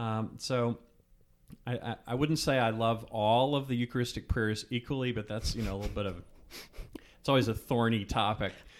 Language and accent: English; Virginia, United States; moved away; also born or lived in Richmond, Virginia; I grew up in Virginia. I have lots of family from South Carolina